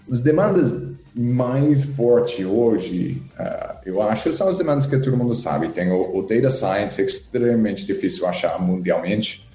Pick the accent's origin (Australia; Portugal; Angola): Australia; Portuguese is a second language; moved away as an adult; also born or lived in England; now in Brazil; eu sou da Austrália originalmente